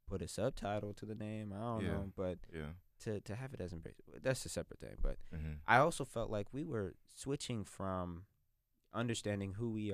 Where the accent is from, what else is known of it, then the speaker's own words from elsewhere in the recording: United States; I mean, I count myself as a American through and through. Like I would fight and die for this country.